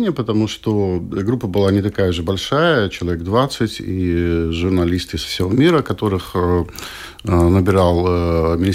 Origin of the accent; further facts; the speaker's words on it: Latvia; Их было двое. И вот э, мы двое из Латвии.